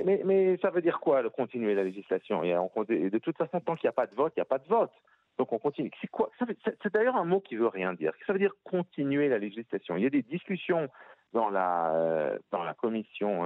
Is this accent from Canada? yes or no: no; Switzerland; je viens de Suisse